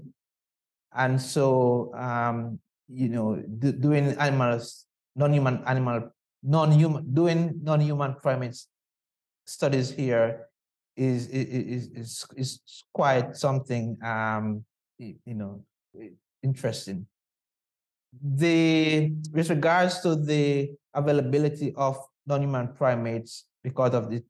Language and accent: English; Jamaica; moved away; growing up in Jamaica